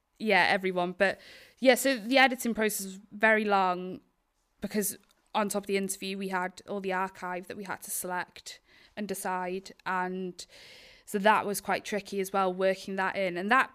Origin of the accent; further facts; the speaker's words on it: Wales, United Kingdom; Yeah, Isle of Anglesey.